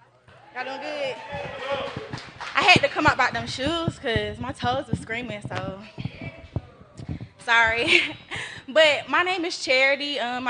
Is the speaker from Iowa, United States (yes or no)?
no; Simpsonville, South Carolina, United States; I'm from Simpsonville.